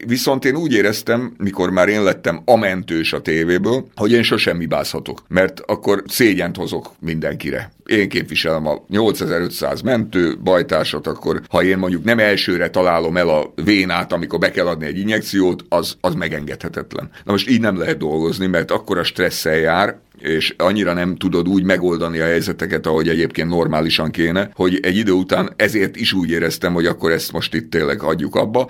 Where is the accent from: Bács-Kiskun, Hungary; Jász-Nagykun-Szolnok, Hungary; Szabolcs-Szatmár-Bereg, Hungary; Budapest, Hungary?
Budapest, Hungary; én a belvárosban laktam, 5. kerület Szent István körúton nőttem föl